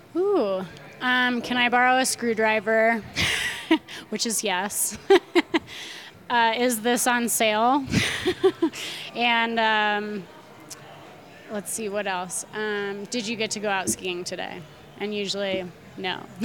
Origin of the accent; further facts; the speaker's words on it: Nederland, Colorado, United States; My hometown is Nederland, Colorado